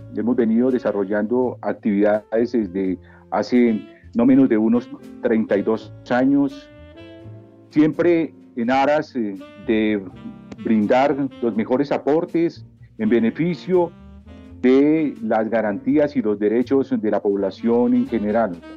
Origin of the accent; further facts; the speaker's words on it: Bogotá, Colombia; soy natural de la ciudad de Bogotá